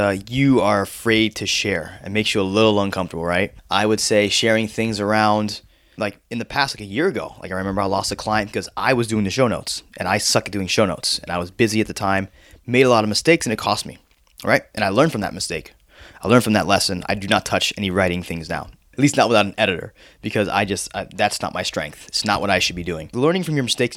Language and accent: English; Florida, United States; also born or lived in New York; I grew up in Florida, but I was born in New York